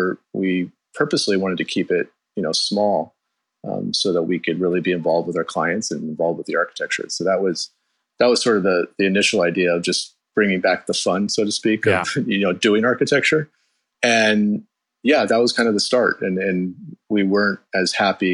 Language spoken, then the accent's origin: English; Bay Area, the Peninsula, California, United States; I grew up in the Bay Area, down in the peninsula